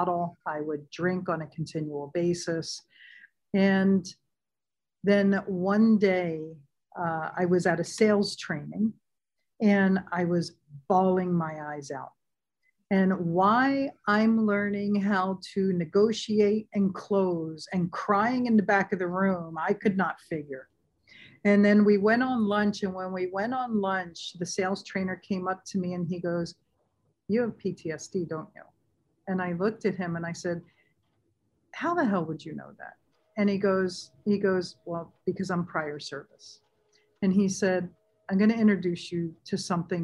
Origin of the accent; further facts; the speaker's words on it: San Diego, California, United States; moved away as an adult; living and growing up in San Diego